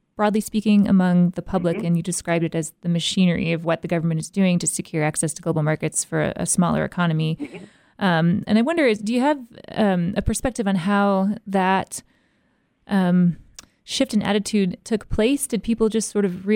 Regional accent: United States; myself as an American listener

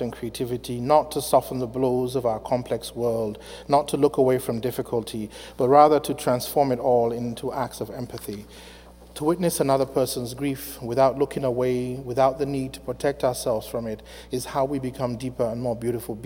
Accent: Afikpo, Ebonyi, Nigeria; now in United States; I was born in December 1966 in a small Igbo town in southeastern Nigeria called Afikpo

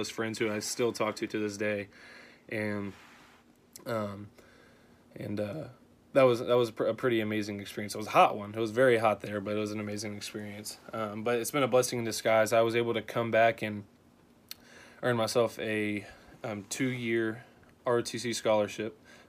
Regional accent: Houston, Texas, United States; moved away as an adult; now in Nebraska, United States; I was born and raised in Houston, Texas

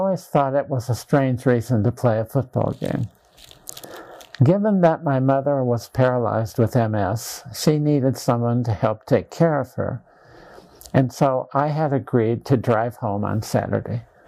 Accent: Dysart, Iowa, United States; my hometown of Dysart, Iowa

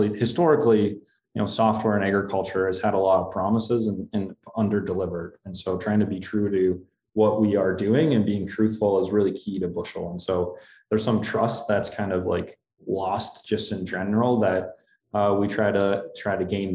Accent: Wheaton, Minnesota, United States; my hometown co-op is Wheaton Dumont Co-op Elevator

